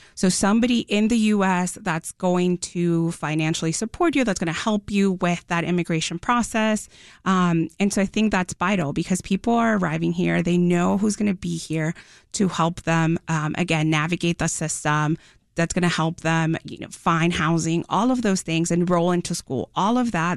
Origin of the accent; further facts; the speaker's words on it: Mexico; now in Chicago, United States; I'm an immigrant from Mexico. Um, I came to Chicago